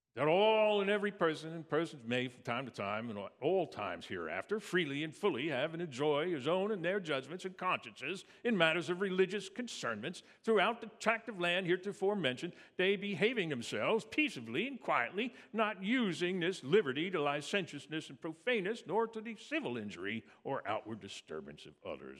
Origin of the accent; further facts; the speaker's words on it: Valley Forge, Pennsylvania, United States; I grew up in Valley Forge, actually, Pennsylvania, outside of Philadelphia